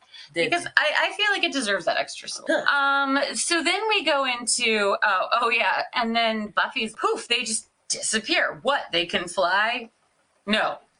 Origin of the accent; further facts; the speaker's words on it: United Kingdom; I'm British, so they'll listen to what I say.